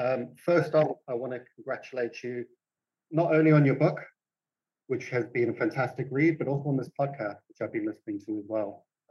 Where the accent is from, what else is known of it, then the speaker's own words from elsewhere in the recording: South Africa; also born or lived in Tanzania; I was born in Tanzania to British parents, and I grew up in South Africa.